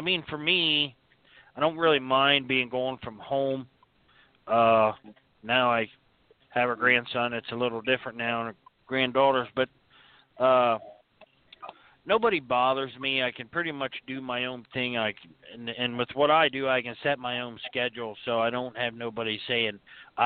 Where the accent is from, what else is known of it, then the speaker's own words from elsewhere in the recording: Bloomsburg, Pennsylvania, United States; also born or lived in Arizona; I was born in Bloomsburg, Pennsylvania. I did live in Arizona for about 4 years back in the early 90s, and then I moved back here and back there to Bloomsburg, and I've been there ever since